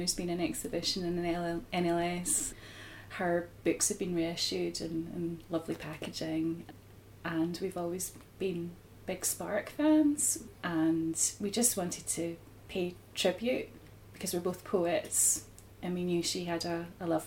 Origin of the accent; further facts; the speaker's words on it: Edinburgh, Scotland, United Kingdom; we're from Edinburgh